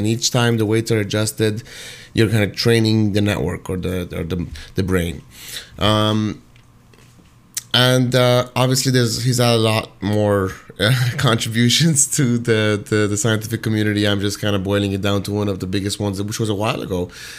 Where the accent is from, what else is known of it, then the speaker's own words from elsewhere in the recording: Toronto, Ontario, Canada; and I'm originally from Toronto, you know, back and forth a lot of U.S. and whatnot. But, you know, definitely spent majority of my life, most of my life, in Toronto